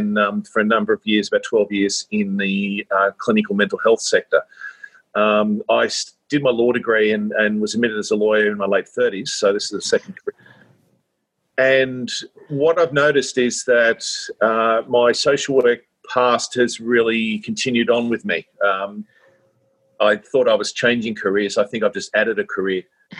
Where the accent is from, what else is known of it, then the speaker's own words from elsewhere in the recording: Sydney, New South Wales, Australia; I grew up in Sydney and always had a strong sense of social justice, I guess, and personal wanting to look out for people.